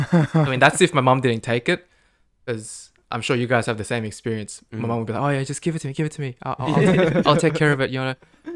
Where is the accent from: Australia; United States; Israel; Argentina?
Australia; I'm an Aussie